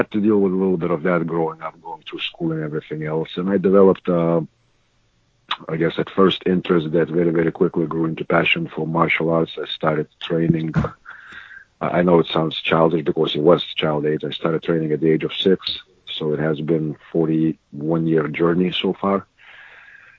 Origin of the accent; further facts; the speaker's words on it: Lithuania; moved away; I was born in Lithuania, which at that point was part of a great old evil empire called Soviet Union